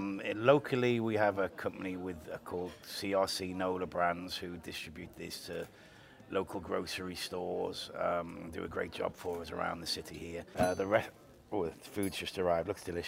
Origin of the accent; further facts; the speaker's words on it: Liverpool, North West England, United Kingdom; now in United States; Liverpool in England.